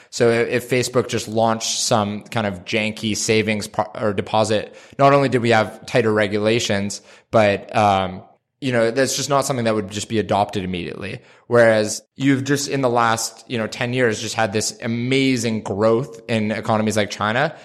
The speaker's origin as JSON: {"language": "English", "country": "Canada", "said": "I'm Canadian"}